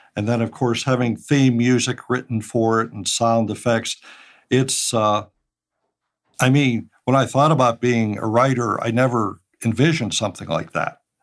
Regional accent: Pittsburgh, Pennsylvania, United States; I was born and raised in Pittsburgh

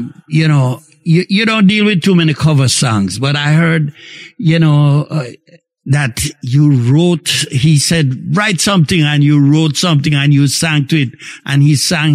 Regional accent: May Pen, Clarendon, Jamaica; We're all from Maypen, so we refer to each other as friend

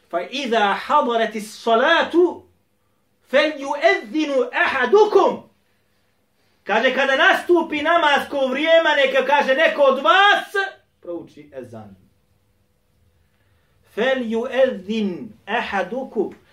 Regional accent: Bosnia & Herzegovina; Kod nas u Bosni i Hercegovini u većini džamija uči šta traka ili CD ili kompjuter kako su već sproveli.

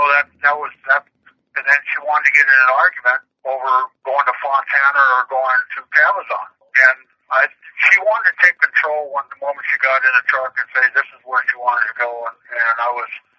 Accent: Canada; I'm Canadian

